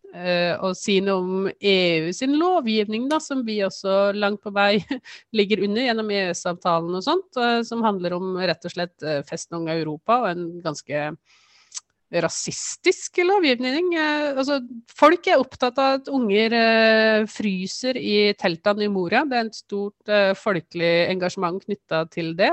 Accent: Toten and Lillehammer, Eastern Norway, Innlandet, Norway; moved away as an adult; now in Trondheim, Norway; Jeg kommer fra Østlandet opprinnelig Toten og Lillehammer. Men jeg har bodd i Trondheim siden 1995.

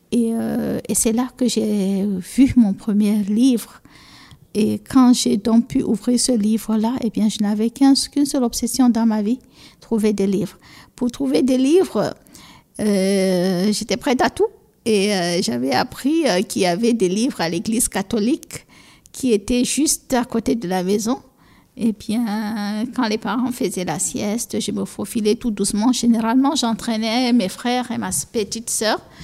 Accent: Cameroon; first language Fula; French is a second language; also born or lived in Egypt; notre première langue qu'on parle et qu'on continue de parler aussi, moi je parle, c'est la première langue avec laquelle je parle à mes enfants, c'est le peul, le fulfulde qu'on dit chez nous

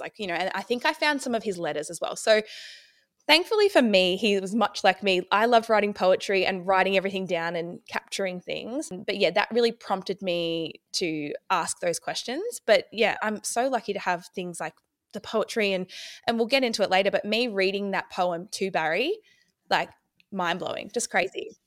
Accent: Ballarat, Victoria, Australia; I'm from Ballarat, Victoria.

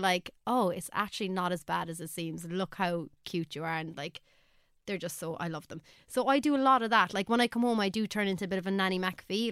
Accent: Ireland; as an Irish artist

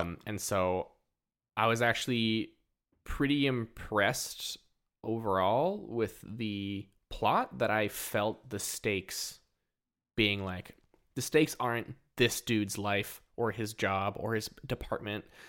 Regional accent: Port Hardy, British Columbia, Canada; I grew up in Port Hardy

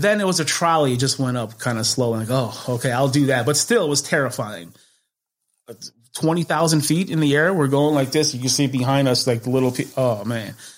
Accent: Chicago, Illinois, United States; North side of Chicago, right across the street from Wrigley Field.

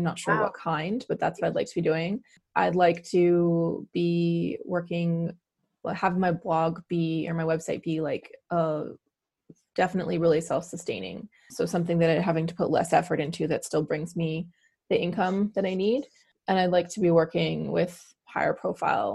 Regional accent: New Westminster, British Columbia, Canada; also born or lived in Halifax; I'm from New Westminster, BC. I am one of the sort of rare born and bred Vancouverites.

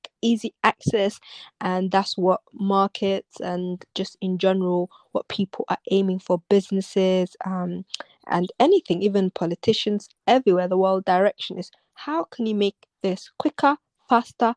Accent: London, United Kingdom; I'm London. I grew up in London

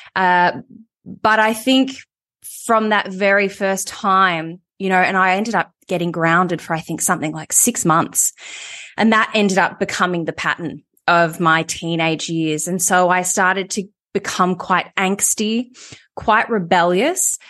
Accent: Melbourne, Victoria, Australia; moved away as an adult; also born or lived in Sydney; I ended up moving to Sydney. So it's an hour's flight from Melbourne.

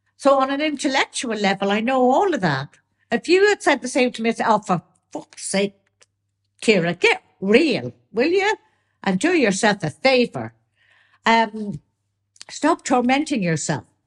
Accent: Ireland; I'm still Irish.

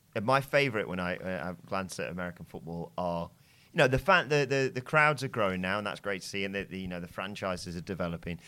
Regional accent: England, United Kingdom; we're English

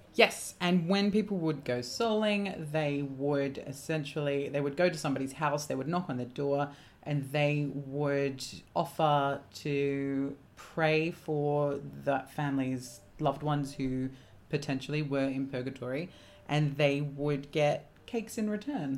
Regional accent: England, United Kingdom; growing up in England

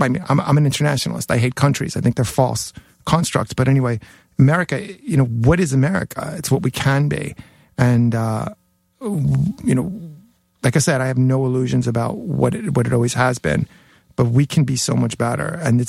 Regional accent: Jackson Heights, New York, United States; For my first half of my high school, I went to Newtown High School, and that's where Billy Mercier, Syl Sylvain, and Johnny Thunders all went to school. Yeah, and all grew up in my neighborhood in Jackson Heights.

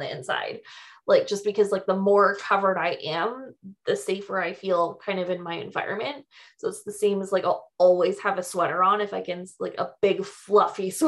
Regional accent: Canada; I'm Canadian.

